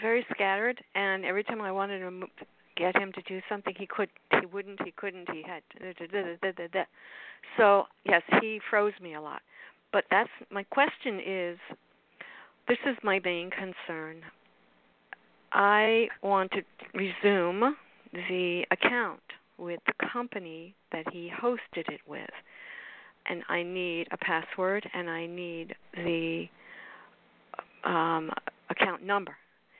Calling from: Florida, United States; from South Florida.

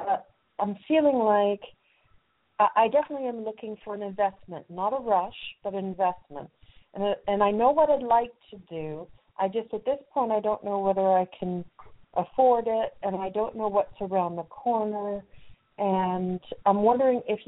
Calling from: London, United Kingdom; I live near London. So I'm calling from London.

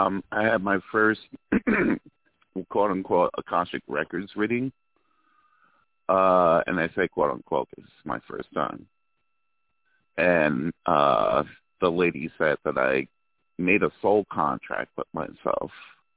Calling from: California, United States

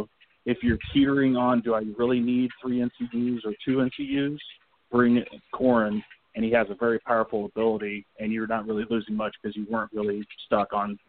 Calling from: Kansas City, Missouri, United States; Oh, hi, guys. … from Kansas City.

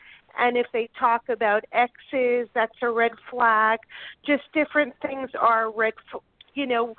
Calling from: Delray Beach, Florida, United States; Oh, Delray

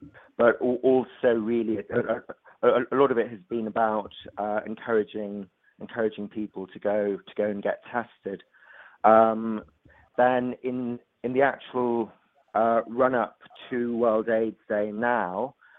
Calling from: London, United Kingdom; So I'm calling from London.

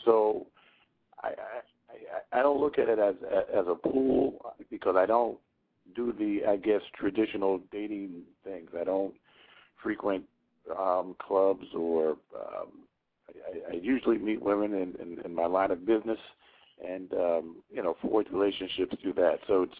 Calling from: Philadelphia, Pennsylvania, United States; I'm calling from Philadelphia, Pennsylvania.

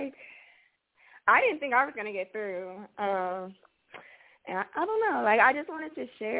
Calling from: Los Angeles, California, United States; I'm calling from California.

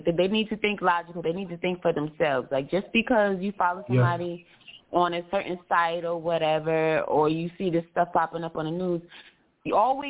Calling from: East Coast, United States; No, I'm not calling from Atlanta, but I am calling from the East Coast, as you can see from the set.

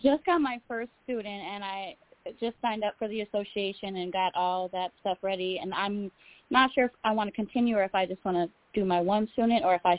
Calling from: Illinois, United States; Hi, I'm … from Illinois.

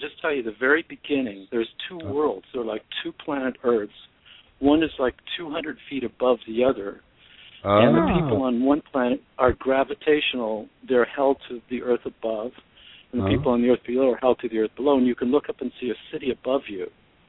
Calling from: Los Angeles, California, United States; Hi, this is …. I'm in Los Angeles.

